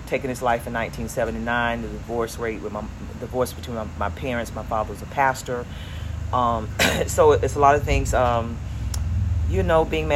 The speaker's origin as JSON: {"language": "English", "town": "Delray Beach", "region": "Florida", "country": "United States", "tie": "born or raised there", "said": "Born and raised in Delray Beach some almost 60 years ago"}